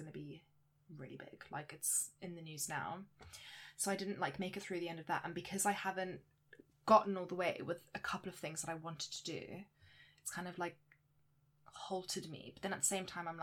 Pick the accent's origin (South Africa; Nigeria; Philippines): South Africa; now in England; I am South African, which is part of my identity